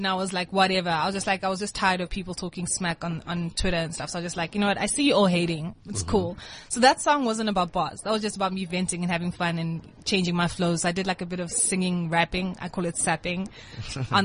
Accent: Kenya; now in South Africa; I grew up in Kenya, went to high school in Kenya

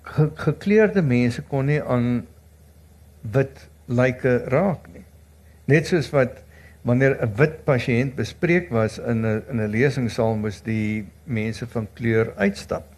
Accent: South Africa; ons as Suid-Afrikaners

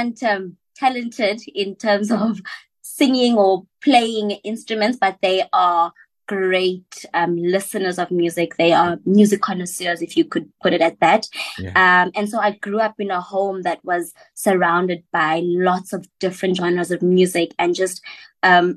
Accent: West Rand, Gauteng, South Africa; also born or lived in Johannesburg; now in Cape Town, South Africa; I'm from the West Rand and I'm currently based in Cape Town.

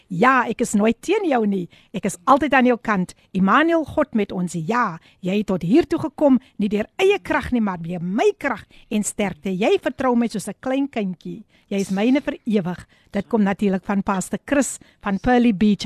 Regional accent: Somerset West, Western Cape, South Africa; my geboortedorp. Ek moet dit met trots sê, Somerset Wes

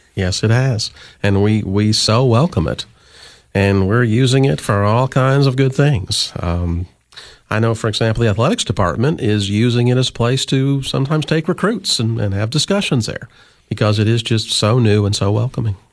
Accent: Illinois, United States; moved away as an adult; also born or lived in New York / Ohio; now in Cookeville, United States; I grew up in Illinois.

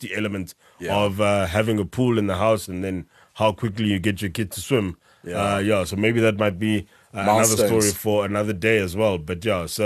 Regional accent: South Africa; accent: South African; our South African accents

